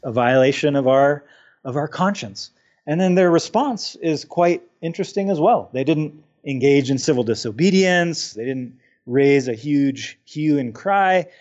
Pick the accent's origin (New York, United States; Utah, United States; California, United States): Utah, United States; my home state of Utah